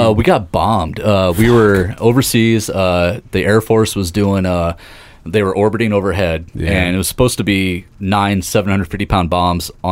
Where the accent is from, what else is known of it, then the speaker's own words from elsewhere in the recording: Seymour, Indiana, United States; I grew up down in Seymour, Indiana here